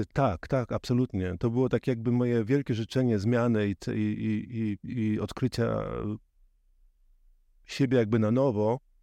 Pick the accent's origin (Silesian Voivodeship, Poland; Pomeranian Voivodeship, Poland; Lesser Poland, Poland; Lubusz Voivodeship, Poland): Pomeranian Voivodeship, Poland; Żuławy Wiślane, Gdańsk Bay coast; now in Berlin, Germany; pochodzę z, właśnie z Żuław Wiślanych, z, z wybrzeża, z Zatoka Gdańska